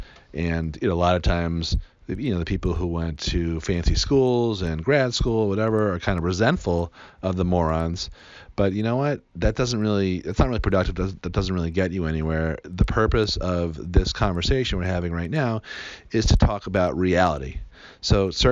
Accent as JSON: {"language": "English", "town": "Newton", "region": "Massachusetts", "country": "United States", "tie": "born or raised there", "said": "I grew up in Newton, Massachusetts, which is right outside of Boston"}